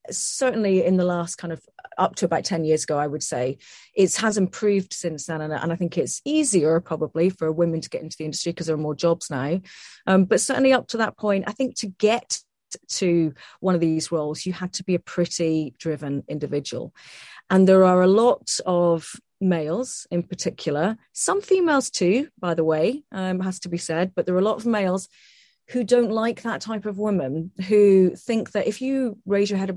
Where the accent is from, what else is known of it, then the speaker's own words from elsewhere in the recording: Scotland, United Kingdom; my accent here and say, look, I'm actually Scottish.